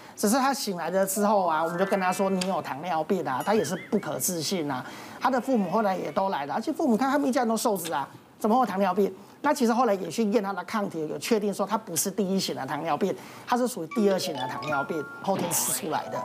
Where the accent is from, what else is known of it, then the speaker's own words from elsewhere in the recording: Taiwan; 我们台湾人自己的体质